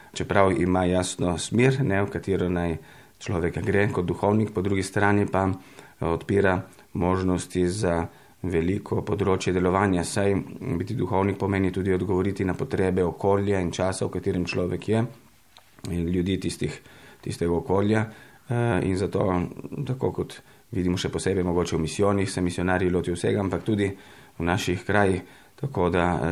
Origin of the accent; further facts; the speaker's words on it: Italy; moved away as an adult; now in Maribor, Slovenia; sem rojen v Italiji že davnega leta 1970.